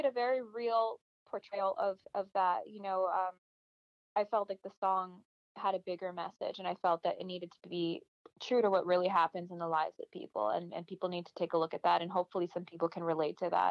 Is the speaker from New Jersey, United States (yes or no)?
no; Miami, Florida, United States; moved away; also born or lived in Los Angeles / Nashville; I was raised in Miami in a very bicultural environment.